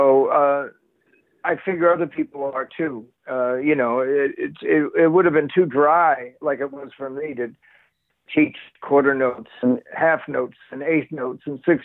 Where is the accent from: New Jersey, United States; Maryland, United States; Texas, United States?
New Jersey, United States; Bayonne; I'm from Bayonne